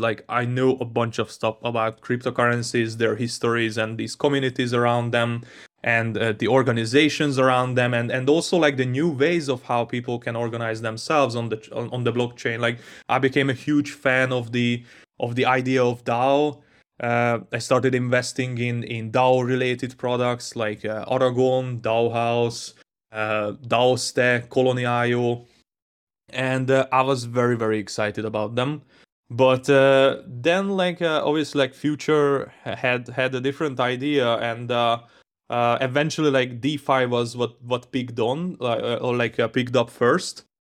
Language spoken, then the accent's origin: English; Hungary; I grew up in Hungary